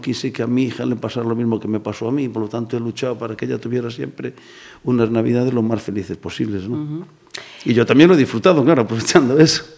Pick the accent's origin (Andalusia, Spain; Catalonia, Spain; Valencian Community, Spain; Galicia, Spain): Galicia, Spain; Sil; yo soy de Sil, mi mujer es de San Sencho